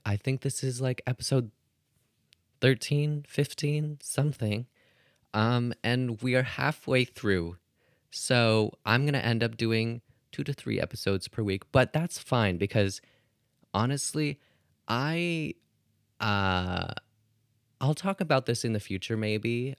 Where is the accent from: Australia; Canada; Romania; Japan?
Canada; I'm Canadian